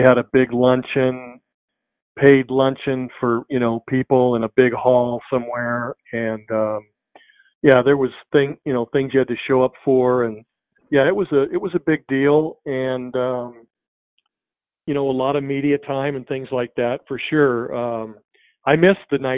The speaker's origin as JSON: {"language": "English", "region": "Southern California", "country": "United States", "said": "I'm from Southern California"}